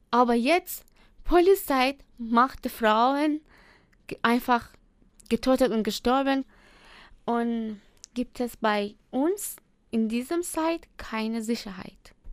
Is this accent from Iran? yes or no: yes; Iran; German is a second language; ich vermisse ich vermisse jede Minuten meine Heimat, meine Familie. Äh, ja, und äh, ich habe auch mit dieser Situation in meiner Heimat getroffen. Und äh, das gibt es kein große, äh, das gibt es große Problem bei uns in Iran.